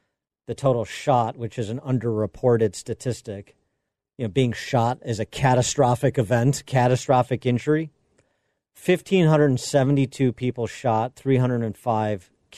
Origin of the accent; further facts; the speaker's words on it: Western suburbs of Chicago, Illinois, United States; now in Chicago, United States; I grew up in the Western Burbs, but lived in Chicago for nearly two decades now